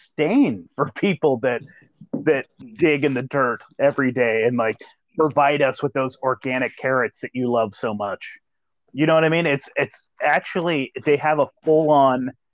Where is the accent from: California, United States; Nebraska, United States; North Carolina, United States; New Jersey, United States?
California, United States; Eureka; I grew up in Eureka, California